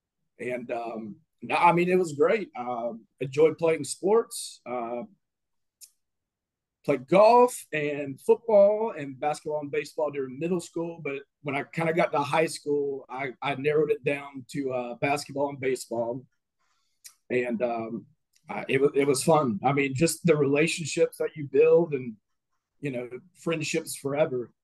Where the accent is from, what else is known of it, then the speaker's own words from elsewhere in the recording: Madison, Florida, United States; also born or lived in Tallahassee, Florida; got paid to go to school and play baseball in my hometown